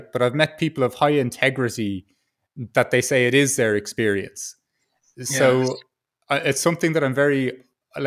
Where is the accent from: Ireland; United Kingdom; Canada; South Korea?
Ireland; as an Irish person